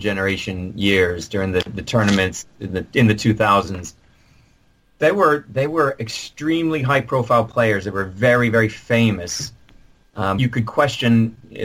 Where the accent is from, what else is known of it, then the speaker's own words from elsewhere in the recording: United States; I'm saying this as an American from across the pond